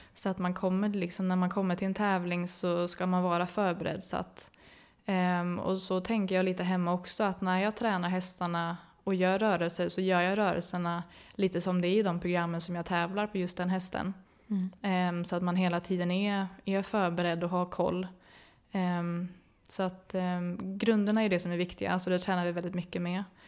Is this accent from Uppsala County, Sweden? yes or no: yes; Uppsala, Uppsala County, Sweden; mamma och pappa hade ridskola i Uppsala eh, där jag växte upp